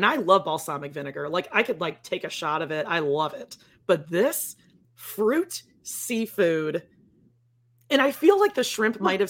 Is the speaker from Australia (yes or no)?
no; Midwest, United States; I grew up in the Midwest